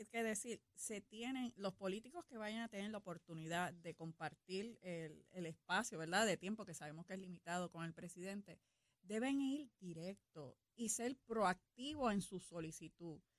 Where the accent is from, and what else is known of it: Puerto Rico